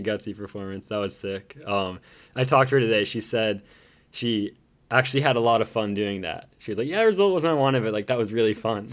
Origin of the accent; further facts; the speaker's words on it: North Carolina, United States; I'm from North Carolina